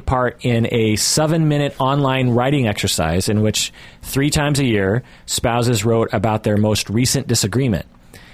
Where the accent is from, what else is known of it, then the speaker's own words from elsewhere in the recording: United States; I'm an American